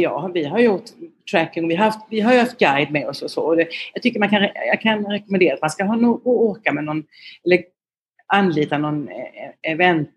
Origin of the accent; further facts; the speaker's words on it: Jämjö, Blekinge, Sweden; accent: Blekinge dialect; moved away as an adult; also born or lived in Lund / Växjö / Vietnam / Russia; now in Bangkok, Thailand; Jag kommer från eh, Karlskrona, du hör min dialekt, eh, med ären kan man inte släppa. Eh, jag är uppvuxen i ett litet samhälle utanför Karlskrona som heter Jämjö.